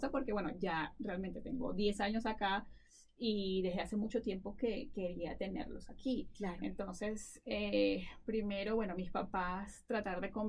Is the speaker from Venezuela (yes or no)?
yes; Venezuela; moved away as an adult; now in Colorado, United States; sabes que soy de Venezuela